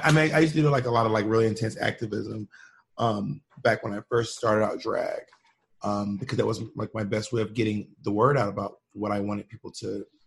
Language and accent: English; the South, United States; my experiences growing up in the South with a Black Southern mom, and growing up queer.